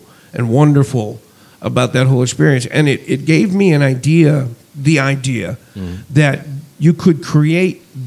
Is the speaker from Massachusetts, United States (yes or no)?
yes; Boston, Massachusetts, United States; having been born and raised in the Boston area